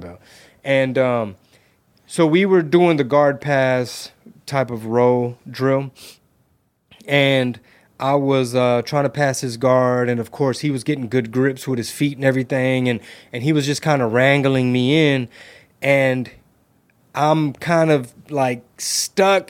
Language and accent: English; United States; growing up in the United States of America